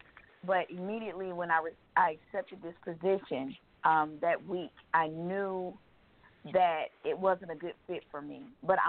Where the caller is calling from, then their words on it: Georgia, United States; I'm calling from Georgia.